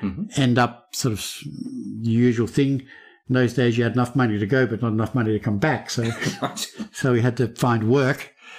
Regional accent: Melbourne, Victoria, Australia; moved away; I grew up in Melbourne

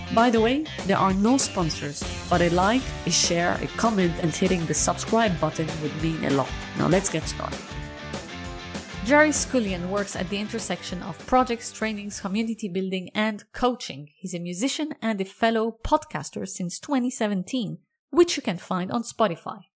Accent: Lebanon; I'm, I'm from Lebanon

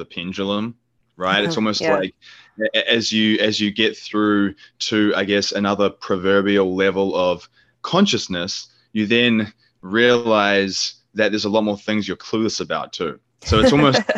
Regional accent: New Zealand; moved away; New Zealand, which is my home country

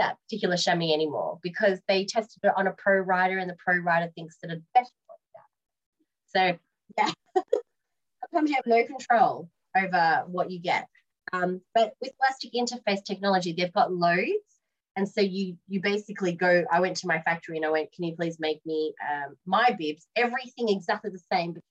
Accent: Australia; now in United Kingdom; I'm Australian

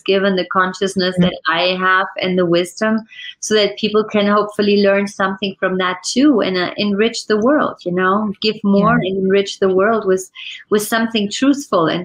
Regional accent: Germany; also born or lived in France; now in United States; I was born in Germany.

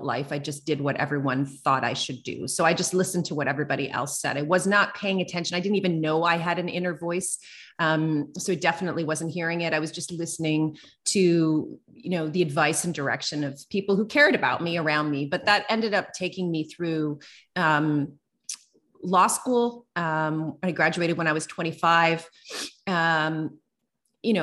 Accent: East Coast of Canada, Atlantic Canada, Canada; moved away as an adult; also born or lived in Calgary, Alberta; I'm from the East Coast of Canada. I moved to Calgary, Alberta, which is over on the west side.

